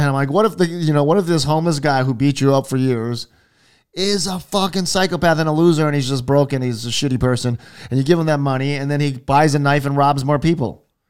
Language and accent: English; Hawaii, United States; growing up in Hawaii